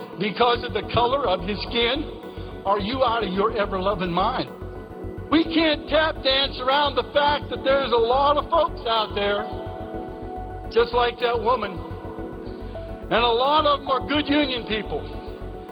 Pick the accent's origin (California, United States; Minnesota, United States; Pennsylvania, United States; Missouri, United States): Pennsylvania, United States; Nemacolin; moved away; I went back to my hometown in Nemacolin